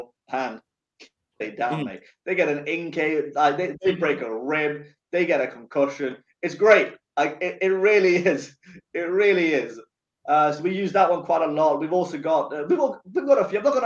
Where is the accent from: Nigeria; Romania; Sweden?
Sweden; now in England, United Kingdom; I was born and raised in Sweden